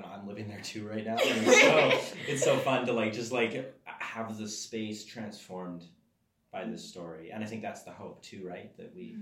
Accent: Alberta, Canada; I come from Alberta

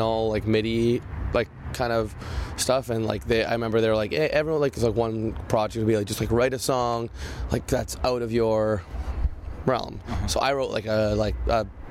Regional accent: Canada; we're Canadian kids

